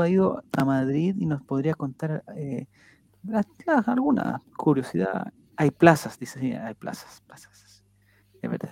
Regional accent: Santiago, Santiago Metropolitan Region, Chile; somos pocos los de Santiago

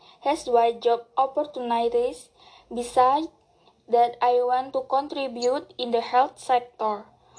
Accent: Kendal, Central Java, Indonesia; I'm from Kendal, Central Java.

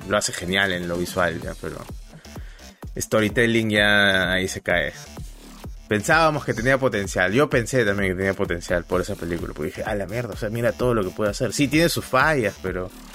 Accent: Peru; como buen peruano

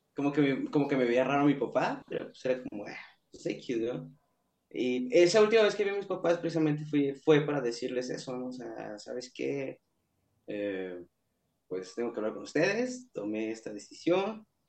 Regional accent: Mexico City, Mexico; moved away as an adult; now in Tijuana, Mexico; mi ciudad, de donde nací, de donde soy, donde viví ahí, donde viví treinta y un años

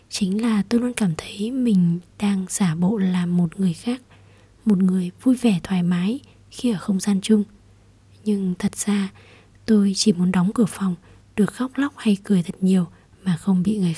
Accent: Ho Chi Minh City, Vietnam; đến từ Sài Gòn

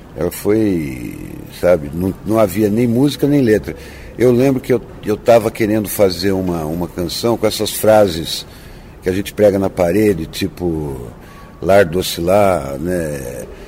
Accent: Ubatuba, São Paulo, Brazil; moved away; also born or lived in Santos / Taubaté; Eu, eu nasci em Santos e fui criado em Ubatuba

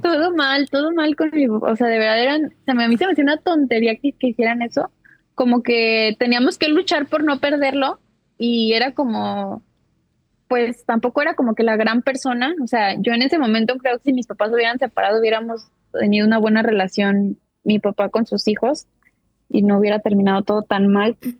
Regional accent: Jalisco, Mexico; now in United States; soy de ahí de Jalisco también. Eh, actualmente resido en los Estados Unidos

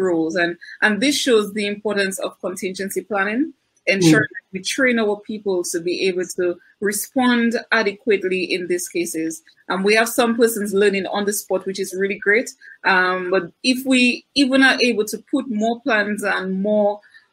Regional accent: Dominica; I'm from Bence

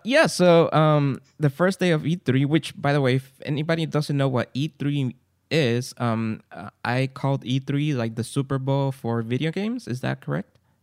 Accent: Guatemala; English is a second language; now in San Gabriel, United States; I'm from Guatemala, came to United States, and I'm recording here in San Gabriel, California.

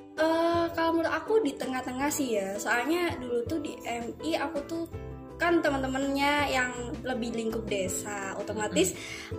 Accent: Tumpang, East Java, Indonesia; aku asli Tumpang karena uh, orang tua aku sendiri juga udah menetap di Tumpang

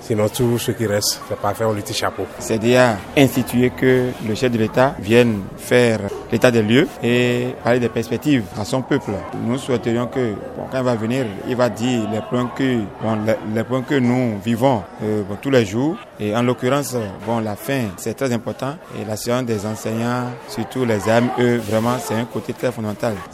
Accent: Benin; En tant que béninois, tout d'abord, je dirais bonne fête à tout, tout chacun.

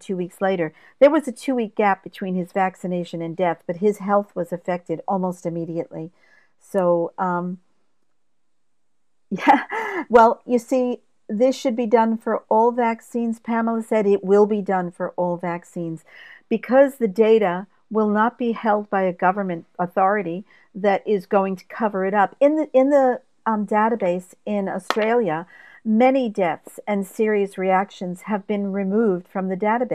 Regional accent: United States; I'm being American and being older

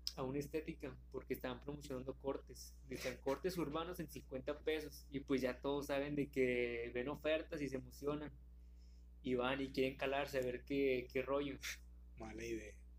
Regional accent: Monterrey, Nuevo León, Mexico; nosotros somos de aquí de Monterrey

